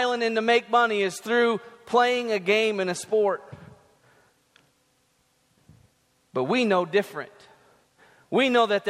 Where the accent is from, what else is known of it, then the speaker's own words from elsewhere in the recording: North Dakota, United States; moved away as an adult; now in Tennessee, United States; I'm originally from North Dakota